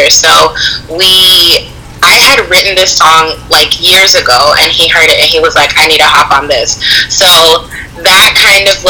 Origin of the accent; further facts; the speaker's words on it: Toronto, Ontario, Canada; I'm from Toronto.